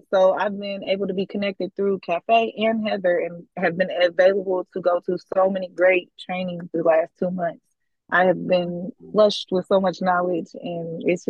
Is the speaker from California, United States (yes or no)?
yes; California, United States; moved away; Like I said, I'm not from here. I'm from California. We moved here.